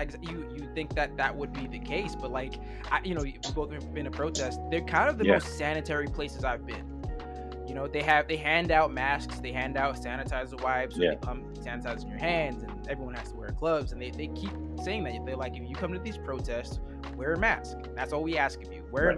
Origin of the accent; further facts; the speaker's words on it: New York City, New York, United States; also born or lived in New Jersey; I grew up in New York City and in New Jersey, just like this little tri-state area, which is, you know, pretty liberal